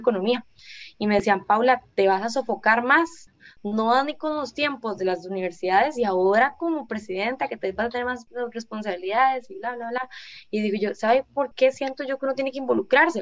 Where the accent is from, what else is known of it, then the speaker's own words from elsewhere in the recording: Guápiles, Limón, Costa Rica; Yo soy de acá de Guapiles